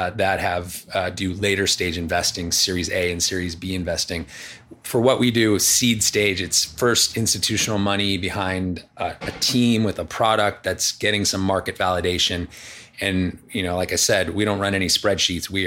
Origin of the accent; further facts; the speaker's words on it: Los Angeles, California, United States; born, in, born and raised in Palisades.